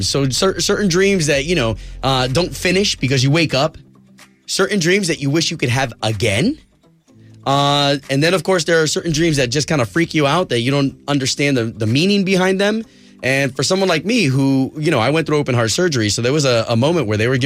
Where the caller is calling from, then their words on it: Orlando, Florida, United States; Oh, I, I'm calling from downtown. I live downtown.